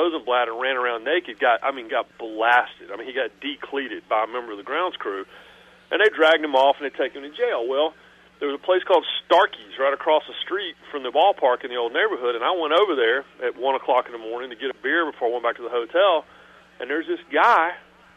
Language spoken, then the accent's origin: English; Raleigh, North Carolina, United States; I grew up in Raleigh.